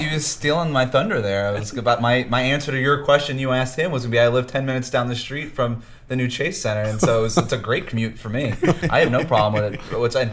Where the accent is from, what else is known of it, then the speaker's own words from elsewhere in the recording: Coral Springs, Florida, United States; I tell them Coral Springs, Florida